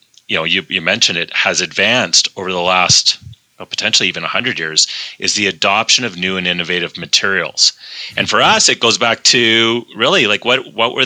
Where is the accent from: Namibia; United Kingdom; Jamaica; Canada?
Canada; Calgary, Alberta; also born or lived in Phoenix, Arizona; I'm a Calgarian